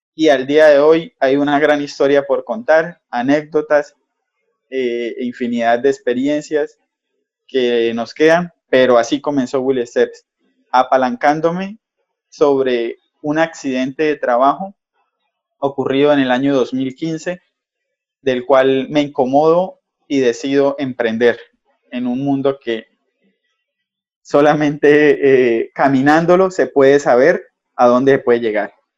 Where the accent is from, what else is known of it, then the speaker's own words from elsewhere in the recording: Cúcuta, Norte de Santander, Colombia; como buen cucuteño, zapateros de aquí norte santanderianos